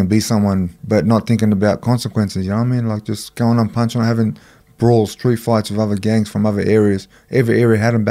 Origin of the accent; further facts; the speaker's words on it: Sydney, New South Wales, Australia; I grew up in Marrickville.